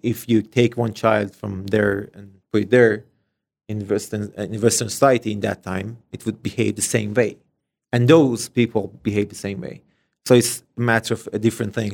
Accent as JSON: {"language": "English", "country": "Iran", "second_language": "English", "moved": "as an adult", "lives_now": "Canada", "said": "we're coming from Middle East"}